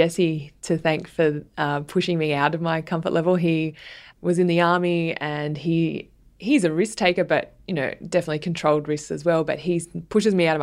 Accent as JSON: {"language": "English", "town": "Sydney", "region": "New South Wales", "country": "Australia", "tie": "born or raised there", "also_born_or_lived": "New York", "said": "I grew up in southern Sydney in the suburbs of the Sutherland Shire."}